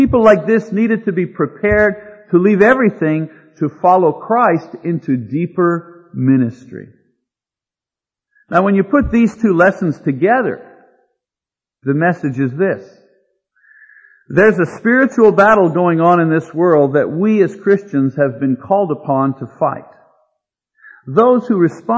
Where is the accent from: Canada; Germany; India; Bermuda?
Canada; Quebec; moved away as an adult; also born or lived in Montreal, Canada; now in San Diego, United States; as a person born and raised in Quebec, Canada, converted and trained in Montreal